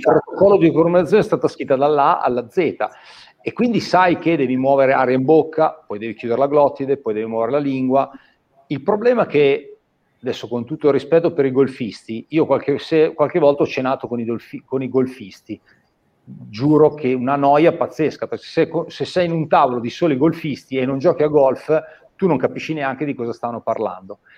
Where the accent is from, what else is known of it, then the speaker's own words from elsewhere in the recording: Busto Arsizio, Lombardy, Italy; sono di Busto Arsizio